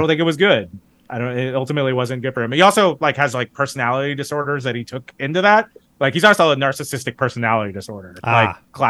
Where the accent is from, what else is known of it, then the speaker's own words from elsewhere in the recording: Kansas City, United States; also born or lived in Dallas, Texas; I split time growing up between Kansas City and Dallas. So I had I was a child of divorce. And my father had lived in Dallas since like 79 or something like that. And my mom's from the Kansas City area. My dad is also from like Topeka, Kansas.